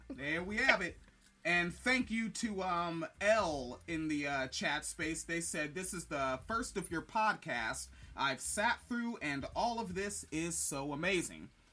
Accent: the Northwest, Pacific Northwest, United States; I grew up in the Northwest

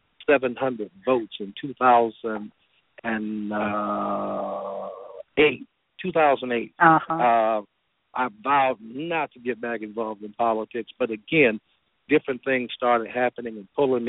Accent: Gary, Indiana, United States; moved away as an adult; now in Atlanta, United States; I'm originally from Gary, Indiana. I graduated from Roosevelt High School there in 1986

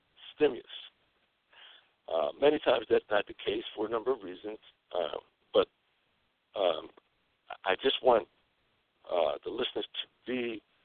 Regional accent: Newark, New Jersey, United States; I'm originally from Newark. I was born in Newark.

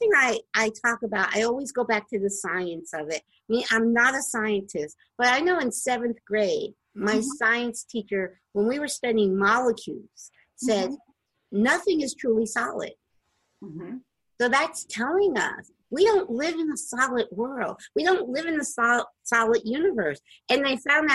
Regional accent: the East Coast, Northeast, United States; I'm from the East Coast and in the Northeast, and I'm not used to seeing palm trees.

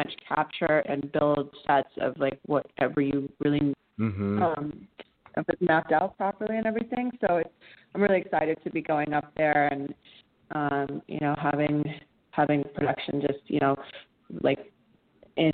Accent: Los Angeles, California, United States; accent: SoCal; being from LA. You know, it's not you don't meet too many people actually from LA. But we grew up in the hub of it, really

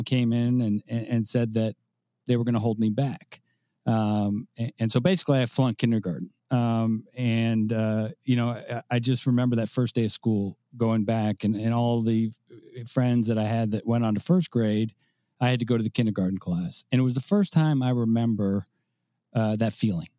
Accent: San Francisco, California, United States; moved away as an adult; now in Tampa, United States; I do live in Tampa, Florida, but I am from San Francisco, and I probably will be saying that for the rest of my life, although I've lived in Tampa for 20 years. But I grew up in San Francisco.

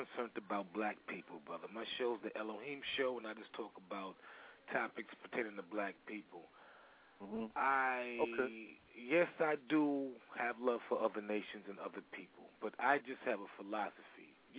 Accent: New York City, New York, United States; I'm from New York City. That's why I was asking. I'm from Brooklyn, New York.

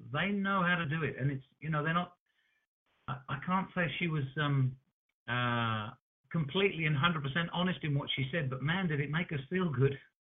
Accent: New Zealand; we're from New Zealand

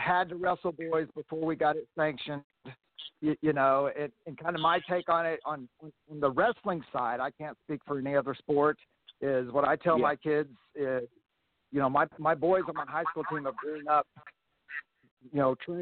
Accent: Arkansas, United States; I grew up in Arkansas

